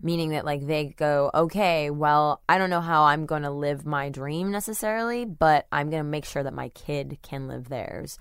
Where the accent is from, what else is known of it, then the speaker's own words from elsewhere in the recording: Webster, Texas, United States; I grew up in Webster, Texas